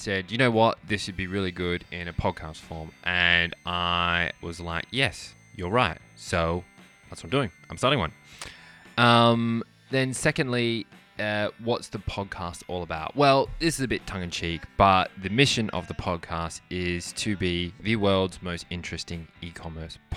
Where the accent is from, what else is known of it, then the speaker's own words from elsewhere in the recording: Australia; moved away as an adult; So I'm half Australian, half Irish. I grew up in Australia